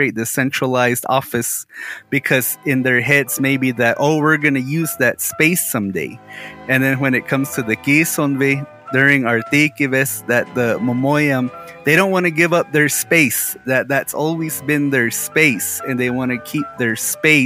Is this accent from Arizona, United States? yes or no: yes; Moenkopi, Arizona, United States; we're from Mungkapi, that my family kind of somewhat actually has a claim to a house in Hotbala, in your village.